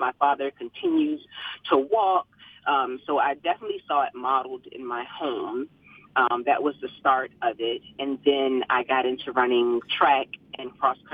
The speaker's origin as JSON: {"language": "English", "town": "Savannah", "region": "Georgia", "country": "United States", "tie": "born or raised there", "said": "I grew up in Savannah, Georgia, so we're deep south"}